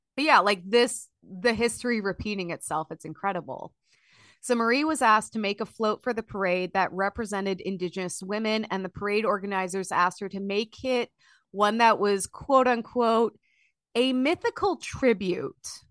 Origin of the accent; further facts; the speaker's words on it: Illinois, United States; now in Minnesota, United States; growing up in Illinois